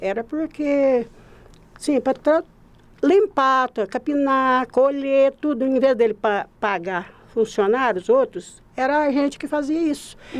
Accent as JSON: {"language": "Portuguese", "town": "Passos", "region": "Minas Gerais", "country": "Brazil", "tie": "born or raised there", "said": "sou daqui de Passos fui nascida na município da Usina Rio Grande. E é município de espaço mesmo. Então, nasci, fui criada lá"}